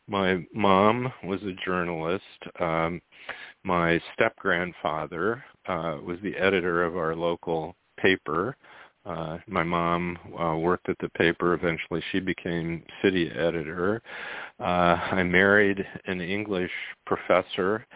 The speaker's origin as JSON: {"language": "English", "town": "Goshen", "region": "Indiana", "country": "United States", "tie": "born or raised there", "said": "I grew up in Goshen, Indiana, which is the very far northern end of Indiana, just below the Michigan state line"}